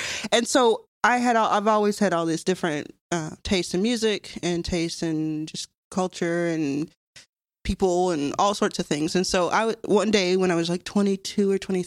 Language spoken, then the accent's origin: English; Dallas, Texas, United States; also born or lived in Jackson, Mississippi; I grew up in Dallas, Texas, and then I was born in Jackson, Mississippi.